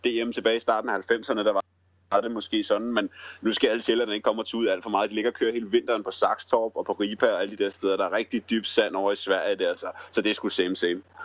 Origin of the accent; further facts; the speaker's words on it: Zealand, Denmark; nu er jeg sjællænder